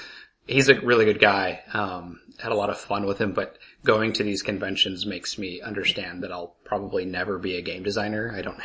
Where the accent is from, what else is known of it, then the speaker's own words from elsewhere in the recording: Idaho, United States; I was born in Idaho.